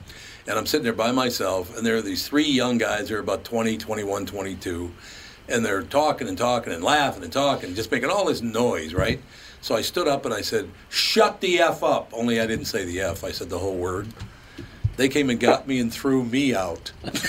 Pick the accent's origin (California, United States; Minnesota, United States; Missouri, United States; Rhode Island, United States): Minnesota, United States; Minneapolis; Growing up on West Broadway in North Minneapolis, there were three movie theaters there.